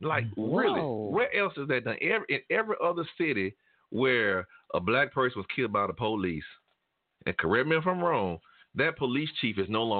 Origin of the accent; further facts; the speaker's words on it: Tulsa, Oklahoma, United States; I grew up in Tulsa. And I didn't know anything about the race massacre.